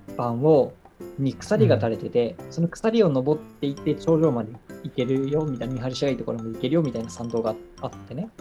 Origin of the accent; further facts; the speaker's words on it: Nagoya, Aichi, Japan; moved away; also born or lived in Yokohama; ずっと名古屋に十年間ぐらいいて、横浜に四年間行ったみたいな感じだから、都会育ちかな